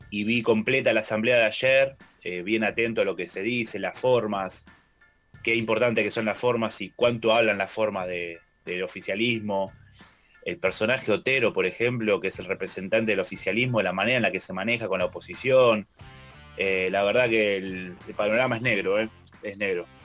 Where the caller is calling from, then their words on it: Pigüé, Buenos Aires Province, Argentina; Hola muchachos … de Pigüe.